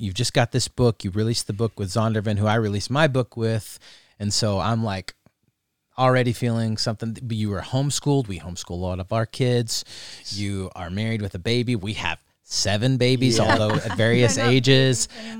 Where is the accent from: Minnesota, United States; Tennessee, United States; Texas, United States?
Texas, United States; moved away as an adult; It's literally the reason that we moved here. Because we came from Texas.